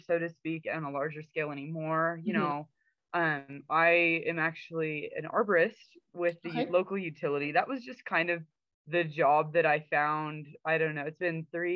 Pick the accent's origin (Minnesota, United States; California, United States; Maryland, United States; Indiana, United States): California, United States; Escalon; I was born and raised in California Central Valley